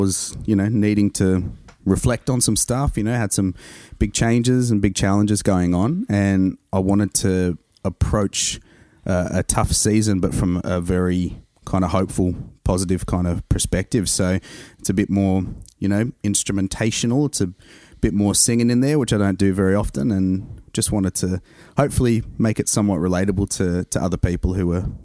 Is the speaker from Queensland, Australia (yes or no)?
no; Central Coast, New South Wales, Australia; accent: Aussie; moved away; I grew up here in Australia and on the Central Coast.